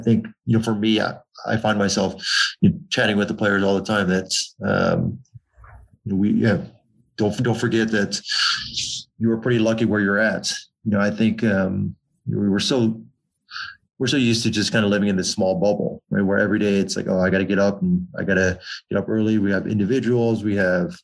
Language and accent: English; Southern California, United States; Growing up in Southern California